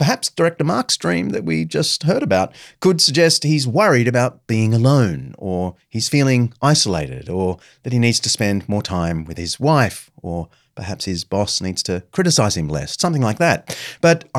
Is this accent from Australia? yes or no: yes; Sydney, New South Wales, Australia; my hometown of Sydney